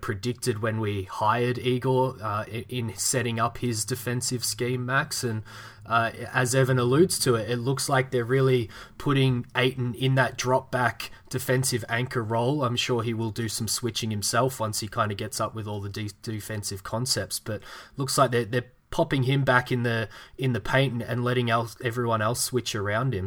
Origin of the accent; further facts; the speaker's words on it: Melbourne, Victoria, Australia; my hometown team, Melbourne